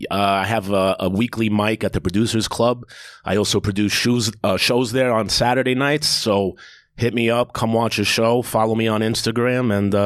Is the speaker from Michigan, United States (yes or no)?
no; Queens, New York, United States; I'm from Queens, yeah.